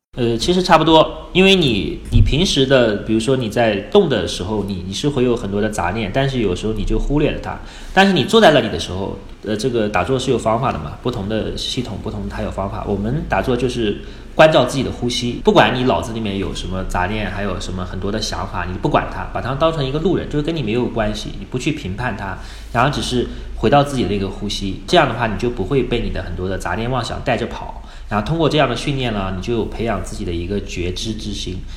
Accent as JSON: {"language": "Chinese", "town": "Wuhu", "region": "Anhui", "country": "China", "tie": "born or raised there", "moved": "as an adult", "lives_now": "Dali, China", "said": "我老家是安徽芜湖的"}